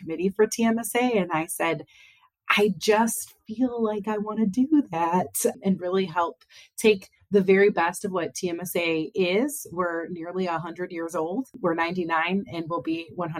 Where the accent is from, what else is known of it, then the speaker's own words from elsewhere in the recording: Northeast Ohio, United States; also born or lived in Athens, Ohio / Akron, Ohio / Cleveland, Ohio; I've lived in Northeast Ohio pretty much my whole life.